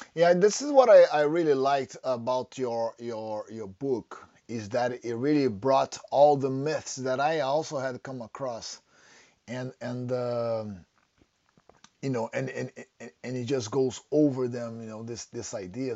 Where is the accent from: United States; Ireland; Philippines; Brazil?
Brazil; Rio de Janeiro; now in United Kingdom; growing up in Rio